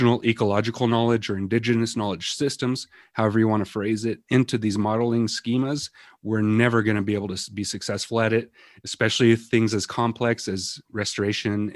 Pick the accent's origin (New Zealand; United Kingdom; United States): United States; Western Montana; I grew up here in Western Montana, living in the mountains, fishing, hunting, going out picking berries with my grandmas, my mom